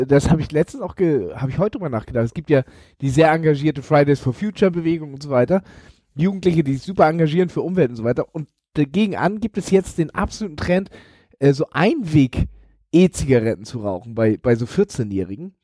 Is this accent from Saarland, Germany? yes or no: no; Elmshorn, Schleswig-Holstein, Germany; in Elmshorn, in meiner Heimatstadt